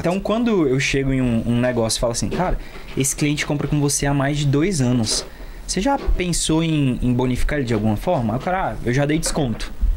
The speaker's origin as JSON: {"language": "Portuguese", "town": "Brasília", "region": "Federal District", "country": "Brazil", "said": "Eu sou daqui de Brasília mesmo"}